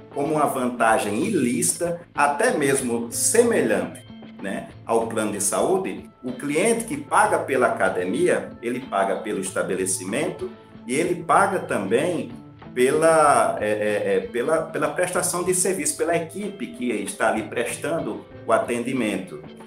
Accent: Patos, Paraíba, Brazil; eu sou da cidade de Patos

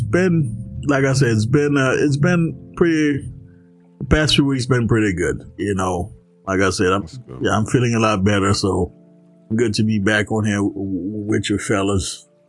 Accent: Florida, United States; moved away; I grew up in Florida.

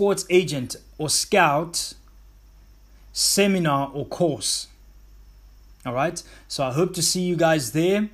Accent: Mthatha, Eastern Cape, South Africa; growing up in the town that I grew up in Mthatha

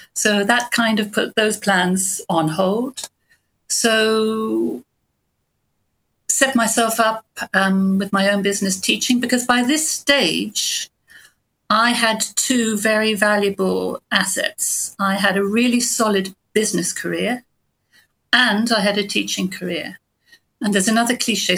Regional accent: Bournemouth, South West England, United Kingdom; moved away as an adult; I grew up in Bournemouth, actually, and got away as quickly as I could

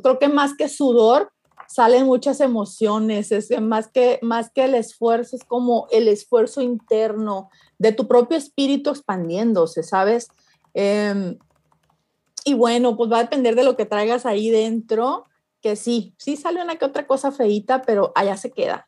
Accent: Mexico; Como buena mexicana

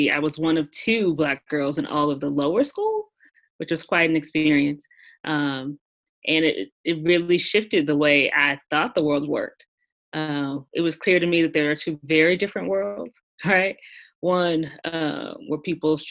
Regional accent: Washington, District of Columbia, United States; I'm a native Washingtonian. I grew up in the Shaw neighborhood of Washington, D.C., in the 70s and 80s

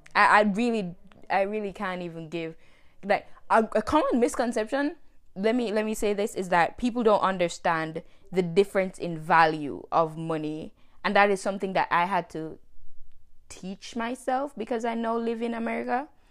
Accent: Jamaica; moved away as an adult; now in United States; I am Jamaican. I was born and raised in Jamaica, but I left Jamaica in two thousand nineteen

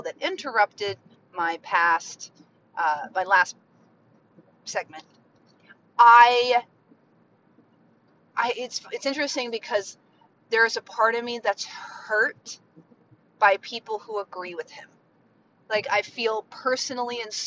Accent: Mount Vernon, Virginia, United States; My home is Virginia. I grew up right outside of Mount Vernon

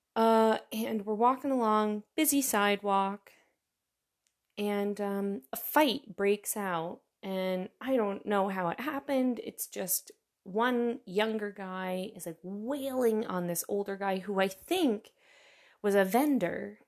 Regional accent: New York, United States; moved away as an adult; now in Germany; I'm from New York," and I have to very quickly follow it up with, "Not the city, the state

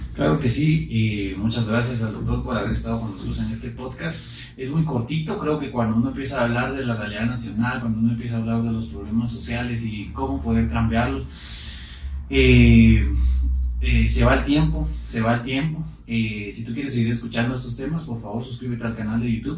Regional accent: Quetzaltenango, Guatemala; nosotros que somos de Quetzaltenango

